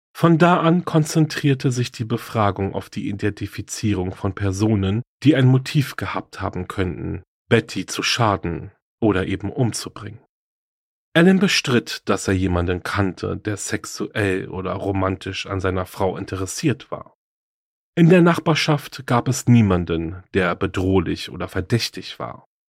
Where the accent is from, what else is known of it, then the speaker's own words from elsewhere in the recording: Germany; hier bei uns in Deutschland